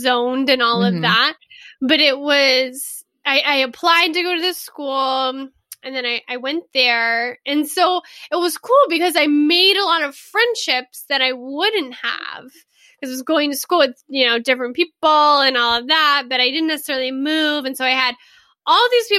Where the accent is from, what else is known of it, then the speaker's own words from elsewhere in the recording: Southeast Texas, United States; moved away as an adult; now in Italy; I grew up in Texas, just Southeast Texas on the Gulf Coast for 18 years, same house